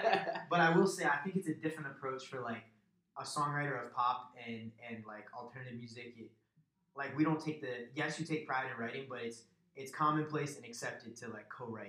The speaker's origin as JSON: {"language": "English", "town": "Springfield", "region": "Massachusetts", "country": "United States", "tie": "born or raised there", "lives_now": "Hartford, United States", "said": "I'm not originally from Hartford. I'm from the Springfield, Massachusetts area."}